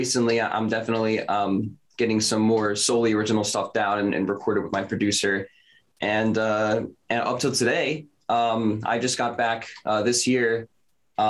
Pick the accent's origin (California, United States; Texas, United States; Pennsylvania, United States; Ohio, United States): Pennsylvania, United States; Philadelphia; I'm from Philadelphia, Pennsylvania